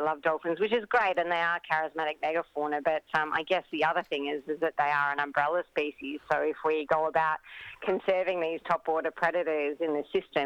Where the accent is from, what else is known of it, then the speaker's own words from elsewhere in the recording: Mornington Peninsula, Victoria, Australia; I grew up on the Mornington Peninsula